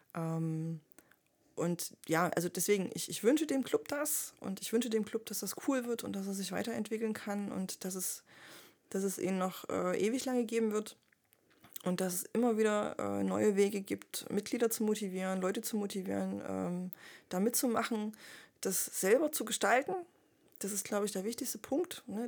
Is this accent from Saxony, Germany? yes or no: yes; Leipzig, Saxony, Germany; ich bin auch Leipzigerin